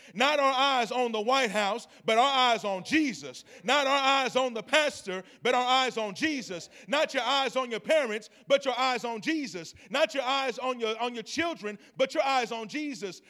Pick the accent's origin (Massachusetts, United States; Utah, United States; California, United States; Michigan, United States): California, United States; Long Beach; I'm originally from Long Beach, California.